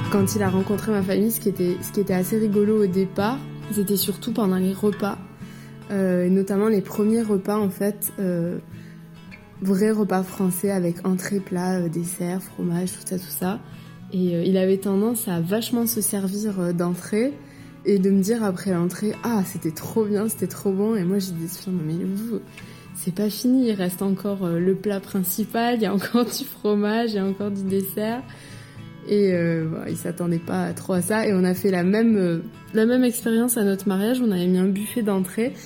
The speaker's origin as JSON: {"language": "French", "area": "Aveyron", "region": "Occitania", "country": "France", "moved": "as an adult", "lives_now": "Germany", "said": "je viens de d'Aveyron."}